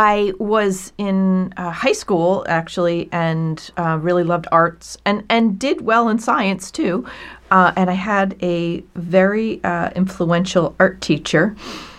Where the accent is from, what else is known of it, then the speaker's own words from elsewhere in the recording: Hurley, New York, United States; Upstate New York, a tiny town called Hurley, which is a suburb of the metropolis of Kingston, New York.